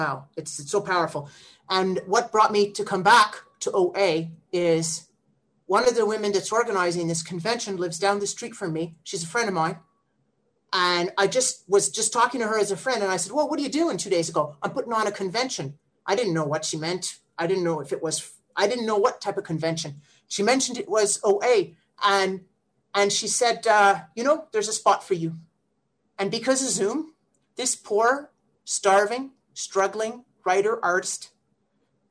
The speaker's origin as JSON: {"language": "English", "town": "Ottawa", "region": "Ontario", "country": "Canada", "said": "I'm from Ottawa, Ontario, Canada"}